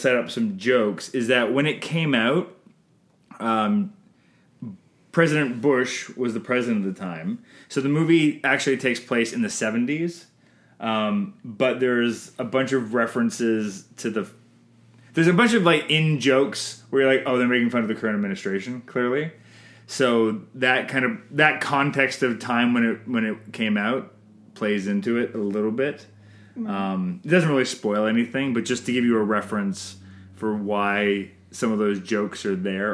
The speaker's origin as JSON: {"language": "English", "country": "Canada", "said": "I'm Canadian filmmaker"}